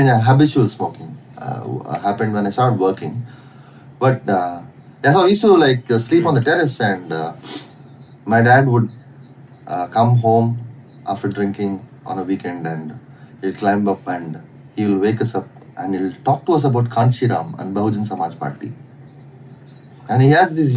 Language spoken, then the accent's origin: English; Chittoor, Andhra Pradesh, India; moved away; also born or lived in Chennai / Bangalore; I was born in Chennai, and I was in, because Chennai is my mom's hometown. But we were based out of Chittur in Andhra. So I grew up there.